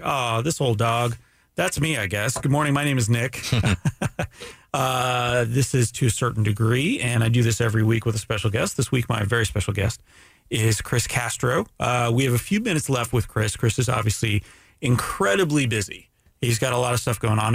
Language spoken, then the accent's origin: English; Canada; I'm Canadian